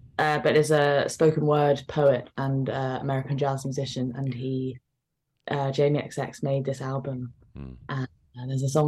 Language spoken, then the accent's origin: English; London, United Kingdom; it's my home. I grew up here. I love it.